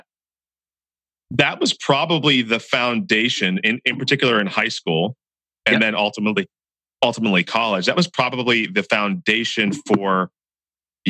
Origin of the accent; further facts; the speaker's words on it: Santa Cruz County, California, United States; a guy that I grew up with here in Santa Cruz County